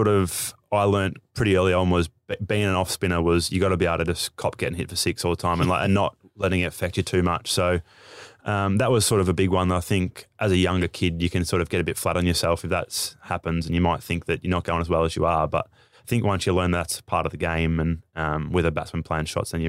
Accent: Moama, New South Wales, Australia; also born or lived in Echuca; No, I'm a Mima boy, so that's New South Wales side

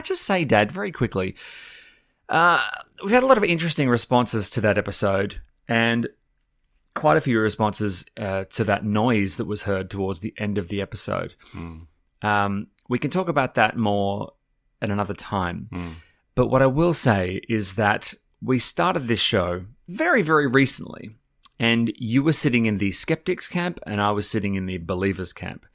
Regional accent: Australia; part of being Australian is being very much aware of the whole convict thing

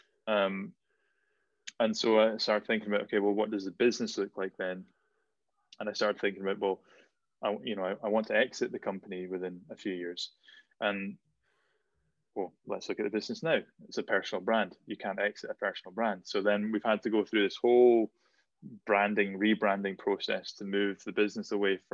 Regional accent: Shetland, Scotland, United Kingdom; growing up in Shetland, you were either good at music or you were good at sport

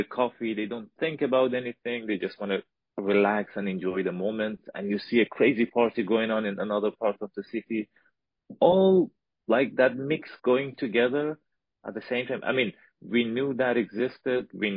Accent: Afghanistan; moved away as an adult; From Afghanistan.

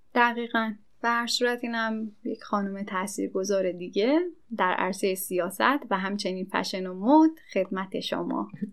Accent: Iran; ما ایرانیم

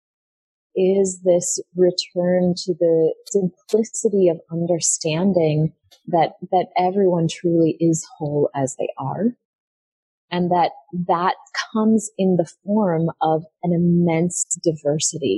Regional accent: United States; moved away; I was born in America

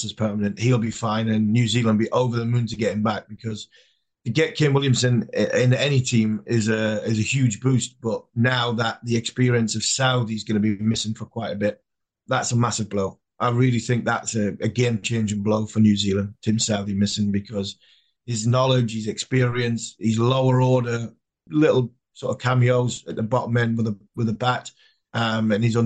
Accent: England, United Kingdom; we're English

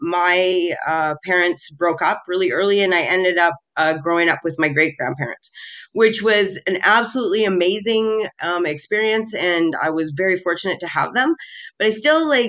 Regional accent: Canada; I was born in Canada. I'm second generation Russian on my dad's side. My mom's side, I'm eighth generation.

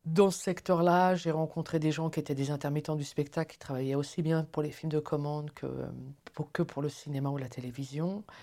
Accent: Paris, Île-de-France, France; moved away as an adult; now in Neuchâtel, Switzerland; je suis originaire de Paris

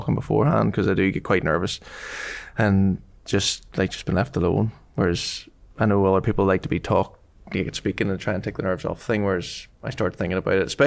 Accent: Northern Ireland, United Kingdom; being from Northern Ireland and being Irish

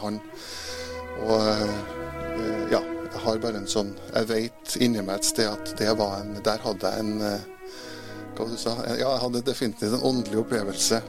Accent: Trondheim, Trøndelag, Norway; jeg er jo født i Trondheim, ja. Vokste opp oppe i blomsterbyen.

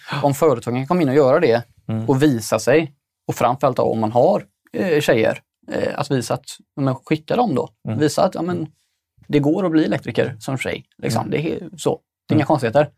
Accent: Stenungsund, Västra Götaland, Sweden; fabrikerna i Stenungsund där jag kommer ifrån

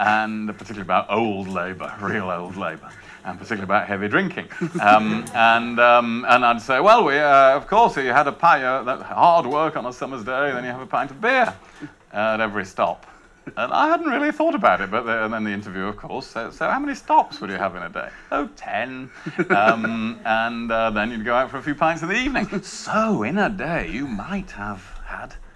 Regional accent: Rother Valley, Yorkshire and the Humber, United Kingdom; from the Rother Valley

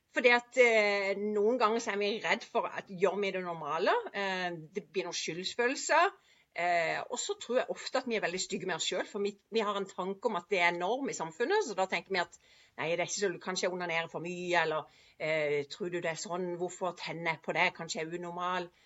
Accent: Sørlandet, Southern Norway, Norway; jeg er jo fra Sørlandet

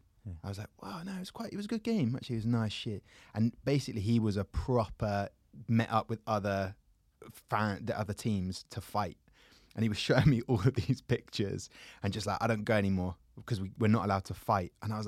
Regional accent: England, United Kingdom; But the kind of tribalism of it, me being English, therefore, I must be from Leeds.

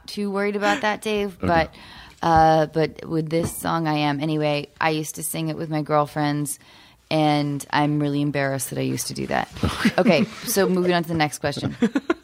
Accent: the Northwest, Pacific Northwest, United States; moved away; I grew up in the Northwest

